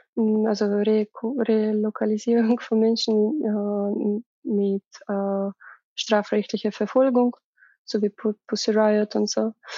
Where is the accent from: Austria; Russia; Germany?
Russia; German is a second language; moved away; für mich als Russin